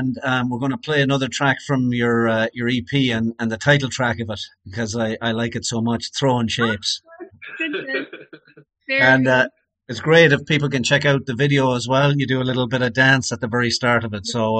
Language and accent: English; Sligo, Connacht, Ireland; from my hometown in Sligo there.